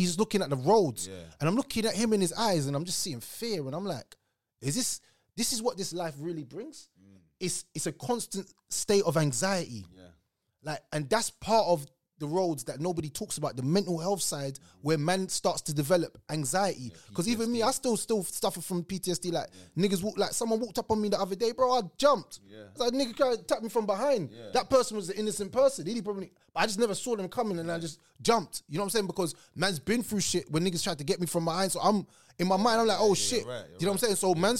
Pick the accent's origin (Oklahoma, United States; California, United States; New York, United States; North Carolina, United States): Oklahoma, United States; Tulsa; Well, I really generally think that growing up in Tulsa, for me, it taught me a lot about life in general.